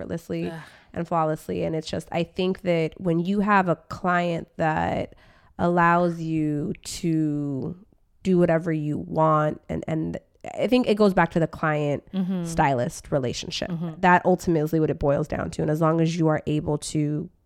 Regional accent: Orange County, California, United States; now in Washington, D.C., United States; And I grew up in Orange County

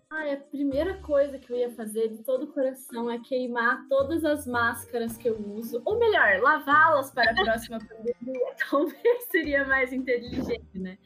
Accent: Ponta Grossa, Paraná, Brazil; now in Curitiba, Brazil; eu moro em Curitiba, mas sou de Ponta Grossa, interior de Paraná, com muito orgulho. Jamais renegarei minha terrinha maravilhosa.

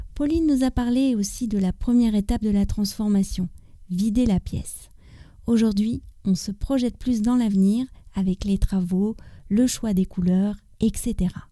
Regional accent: France; also born or lived in near Paris; je suis française, j'habite près de Paris

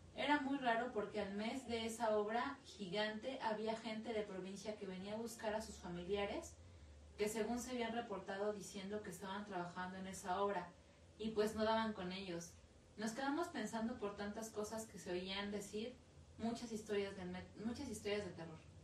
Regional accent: Mexico; como buenos mexicanos

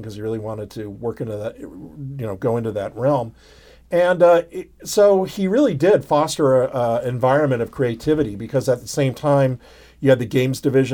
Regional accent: San Francisco, California, United States; moved away as an adult; also born or lived in Los Angeles; I was from San Francisco, from the area, and I thought, oh, it'd be fun to go home for a while

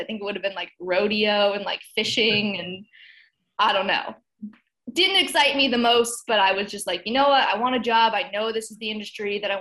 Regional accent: San Jose, California, United States; moved away as an adult; also born or lived in Missouri / Louisville; now in Memphis, United States; I grew up in San Jose, California, which is the Bay Area

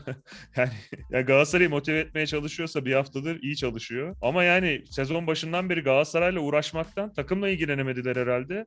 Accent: Malatya, Turkey; ben bir Malatyalı olarak

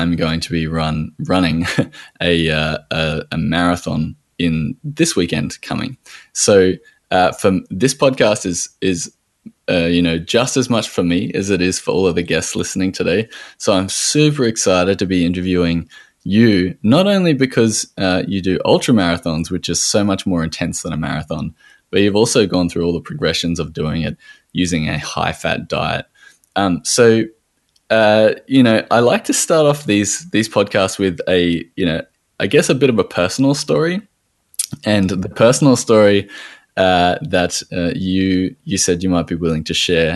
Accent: Australia

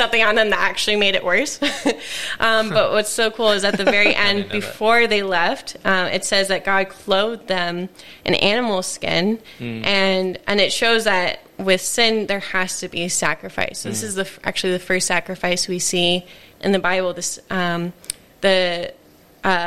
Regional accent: United States; moved away; I'm from America

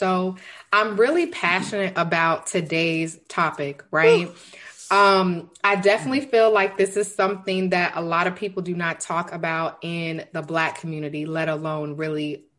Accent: Denton, Texas, United States; I'm from Denton, Texas, but I currently live in Texas City.

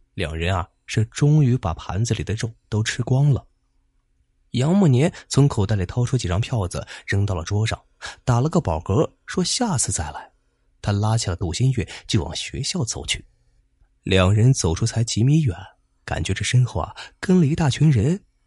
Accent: Zibo, Shandong, China; 我们淄博这边

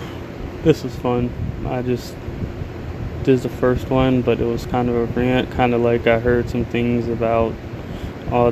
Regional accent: United States; as an American

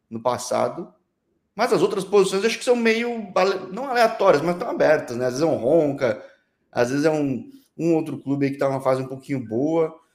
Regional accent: Rio de Janeiro, Brazil; moved away as an adult; also born or lived in Norway; now in Oulu, Finland; Brasileiro do Rio, acostumado com praia e, e etc. Vim para cá

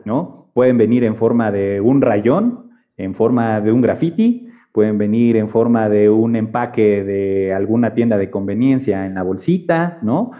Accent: Puebla, Mexico; moved away as an adult; now in Mexico City, Mexico; yo estudié y me formé en la ciudad de Puebla, ahí crecí

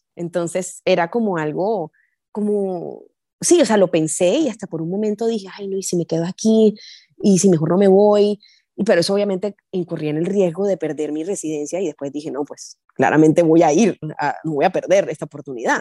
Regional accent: Barranquilla, Atlántico, Colombia; moved away as an adult; also born or lived in Chile; now in Houston, United States; yo soy barranquillera

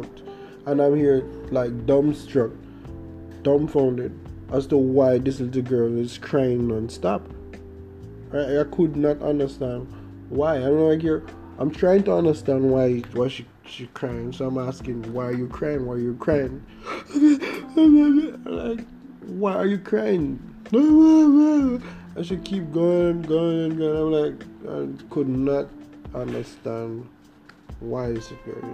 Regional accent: Jamaica; accent: Jamaican; from you hear my accent, you can tell that I'm Jamaican

